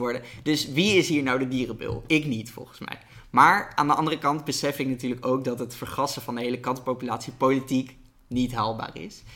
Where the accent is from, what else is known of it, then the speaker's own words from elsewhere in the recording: Netherlands; als Nederlander